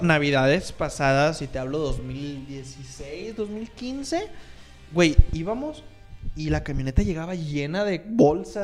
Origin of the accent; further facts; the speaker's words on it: Monterrey, Nuevo León, Mexico; como un norteño común y corriente y un norteño que se respeta, pues uno procura ir a Estados Unidos